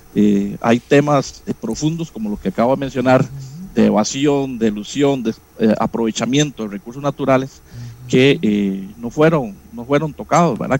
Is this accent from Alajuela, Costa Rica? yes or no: yes; Florencia, Alajuela, Costa Rica; Yo soy sancaleño, soy de Florencia, San Carlos